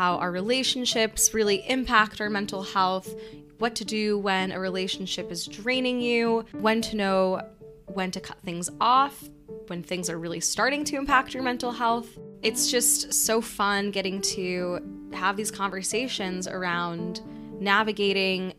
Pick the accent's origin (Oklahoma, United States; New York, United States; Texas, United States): New York, United States; New York City; growing up in New York City